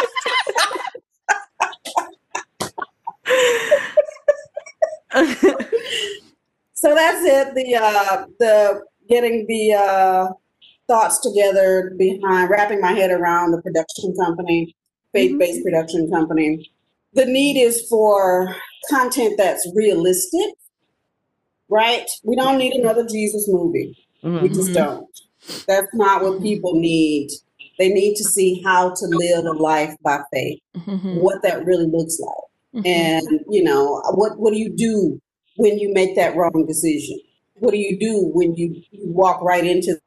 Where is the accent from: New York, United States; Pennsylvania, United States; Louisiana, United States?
Louisiana, United States; accent: Creole; moved away; my Creole accent